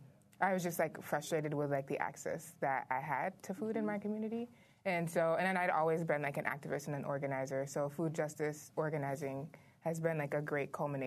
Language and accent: English; Hartford, Connecticut, United States; now in Brooklyn, United States; I grew up in Hartford, Connecticut, which is a small city. My neighborhood was like mostly black folks